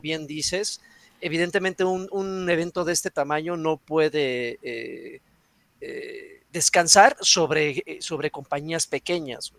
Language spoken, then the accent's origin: Spanish; Mexico City, Mexico; aquí en la Ciudad de México